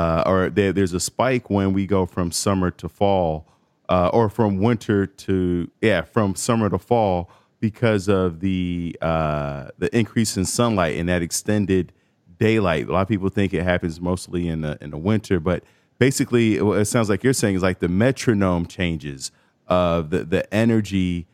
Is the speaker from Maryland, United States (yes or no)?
no; Chicago, Illinois, United States; now in New York, United States; I'm from Chicago originally.